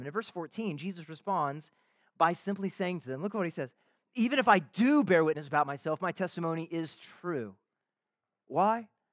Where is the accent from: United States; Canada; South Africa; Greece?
Canada; I am a Canadian citizen, I am married, I have some kids.